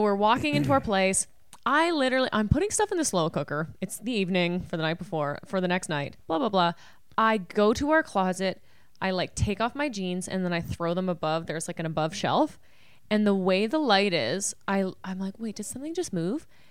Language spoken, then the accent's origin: English; Canada; I'm Canadian